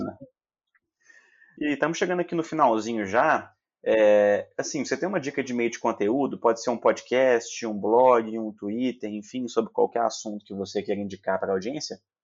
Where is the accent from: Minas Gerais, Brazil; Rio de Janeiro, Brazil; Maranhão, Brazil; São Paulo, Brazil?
Minas Gerais, Brazil; Belo Horizonte; accent: mineiro; Aqui em Belo Horizonte, mineiro também